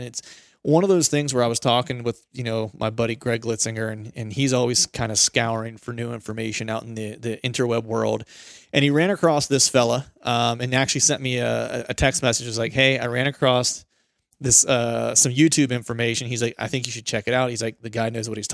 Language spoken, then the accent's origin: English; Pennsylvania, United States; moved away; I grew up in Pennsylvania, which is a big hunting heritage state